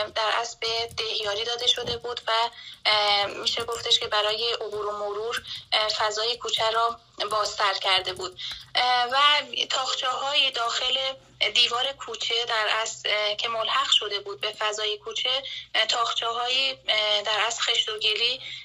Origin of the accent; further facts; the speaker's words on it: Khur, Isfahan, Iran; moved away as an adult; also born or lived in Iraj village; now in Iraj, Iran; از خور که زادگاه من بود مهاجرت کنم به روستای ایراج